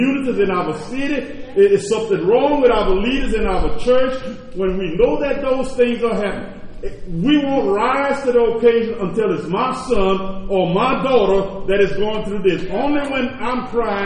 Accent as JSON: {"language": "English", "region": "Louisiana", "country": "United States", "moved": "yes", "lives_now": "Oklahoma, United States", "said": "I'm from Louisiana"}